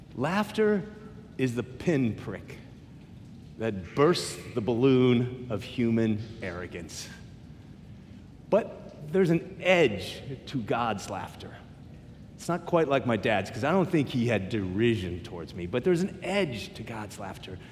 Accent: United States; I'm American

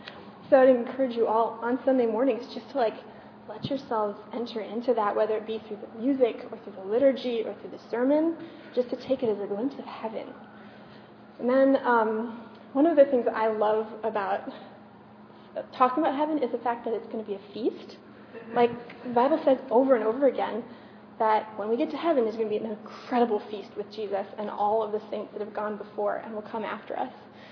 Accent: France; also born or lived in Germany; my parents were Americans, but I grew up in France, but I went to school in Germany

